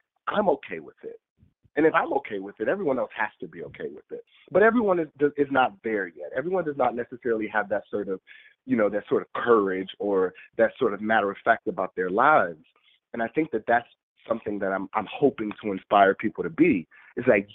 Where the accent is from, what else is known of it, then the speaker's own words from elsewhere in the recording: Detroit, Michigan, United States; my growing up in Detroit in this very urban area, this very hard knock life